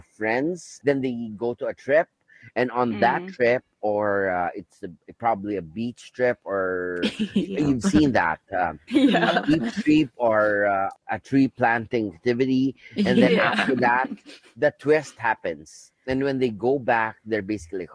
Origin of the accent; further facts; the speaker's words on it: Philippines; I'm from the Philippines